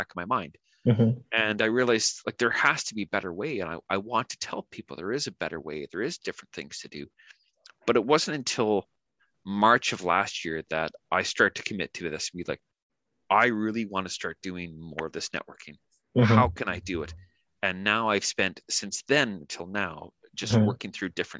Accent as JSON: {"language": "English", "country": "Canada", "first_language": "English", "moved": "as an adult", "lives_now": "New Zealand", "said": "I'm from Canada originally, and now I'm living in New Zealand, and I've been here the better part of 4 years"}